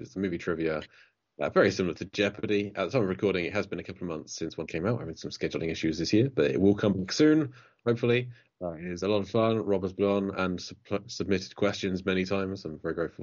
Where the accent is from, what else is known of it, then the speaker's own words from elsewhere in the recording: England, United Kingdom; now in Bournemouth, United Kingdom; I'm English